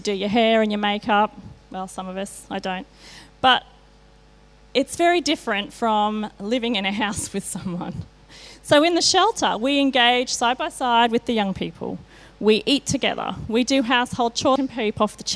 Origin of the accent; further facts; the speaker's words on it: Australia; I grew up in Kalanga. I'm a Bogan.